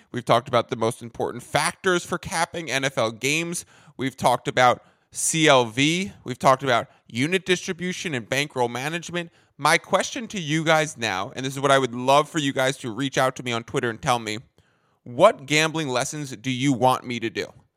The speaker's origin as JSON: {"language": "English", "region": "New York", "country": "United States", "moved": "as an adult", "lives_now": "San Diego, United States", "said": "I am a New Yorker, but now I'm a Cali guy"}